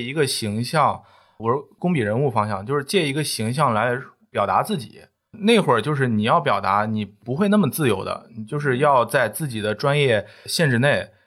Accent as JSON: {"language": "Chinese", "town": "Shijiazhuang", "region": "Hebei", "country": "China", "also_born_or_lived": "Wuhan", "moved": "yes", "lives_now": "Jingdezhen, China", "said": "我是河北石家庄人"}